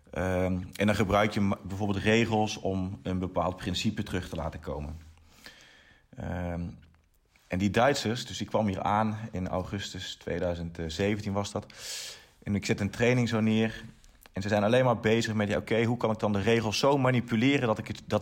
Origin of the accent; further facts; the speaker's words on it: Eindhoven, North Brabant, Netherlands; also born or lived in Nijmegen; now in Germany; ik kom eigenlijk uit Eindhoven